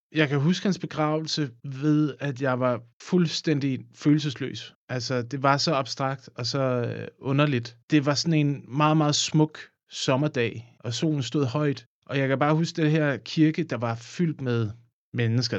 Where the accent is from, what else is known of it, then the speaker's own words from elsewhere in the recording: a small farm by the Odense River, Southern Denmark, Denmark; Jeg voksede op på Ågården, som altså ja. en lille gård ved Odense Å.